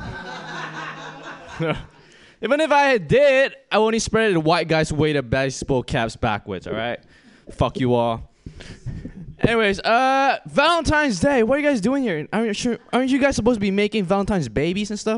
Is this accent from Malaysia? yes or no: yes; Malaysia; moved away as an adult; I'm from Malaysia